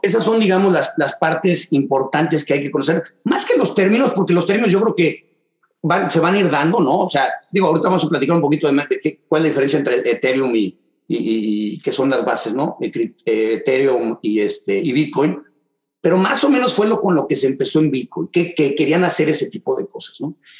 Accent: Mexico City, Mexico; moved away as an adult; also born or lived in Dallas, Texas; now in Houston, United States; en la Ciudad de México, de donde soy originalmente

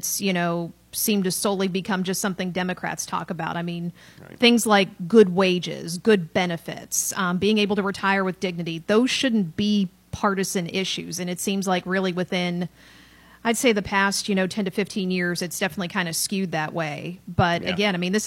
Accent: Pittsburgh, Pennsylvania, United States; moved away as an adult; also born or lived in Athens, Ohio / Evansville, Indiana; now in Tennessee, United States; I grew up in Pittsburgh, so I am the resident Yankee

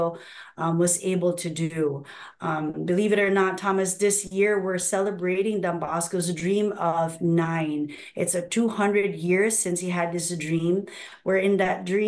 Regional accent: Philippines; also born or lived in Nigeria; now in United States; I was born in Nigeria. Wow. And I was raised in the Philippines, and now I'm here.

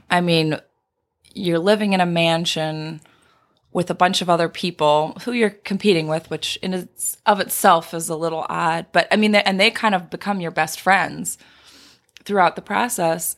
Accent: Indiana, United States; moved away as an adult; also born or lived in California / Michigan; I grew up in Indiana, but I had spent two years working out in California.

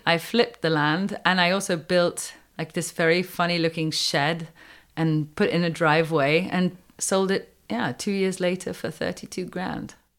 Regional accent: United Kingdom; moved away as an adult; also born or lived in Wales / Los Angeles / Colorado; now in Quebec, Canada; I knew a few words in French growing up in Britain.

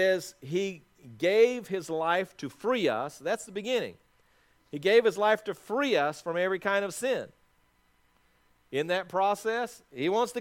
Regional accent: South Africa; moved away; also born or lived in Athens, Georgia; When I was born in South Africa

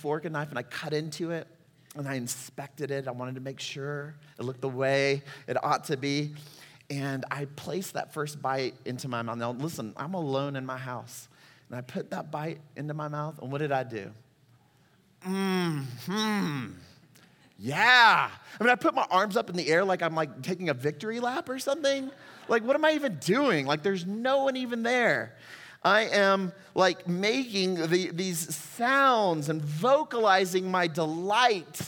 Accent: Texas, United States; moved away as an adult; also born or lived in Puerto Rico; Amanda and I are both native Texans

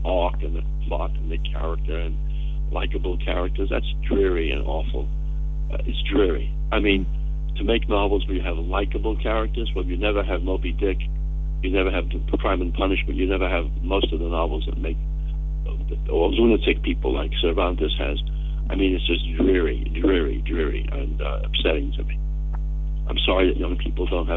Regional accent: New York City, New York, United States; I was born in New York City, but not even New York City, in the Bronx, which was its own world, its own system of behavior and thought and food.

